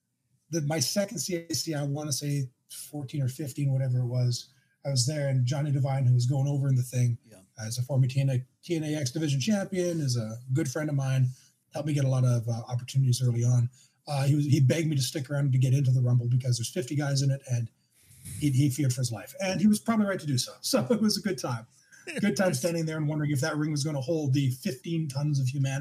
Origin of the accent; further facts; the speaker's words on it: central Canada, Canada; I'm from Central Canada